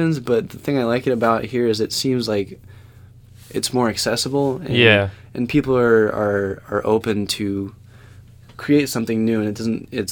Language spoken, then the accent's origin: English; Prescott, Arizona, United States; moved away as an adult; also born or lived in Boston, Massachusetts / California; I grew up in Prescott, Arizona.